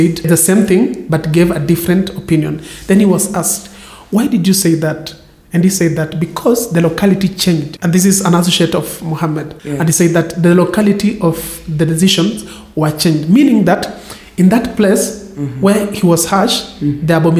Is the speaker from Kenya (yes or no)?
yes; Western Kenya, Kenya; now in Coast, Kenya; I come from Western Kenya